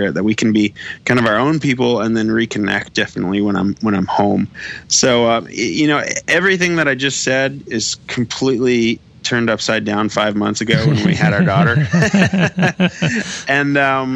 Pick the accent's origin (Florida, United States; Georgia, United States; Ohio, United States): Florida, United States; now in Nashville, United States; growing up in Florida, we didn't have the Rays, we didn't have the Marlins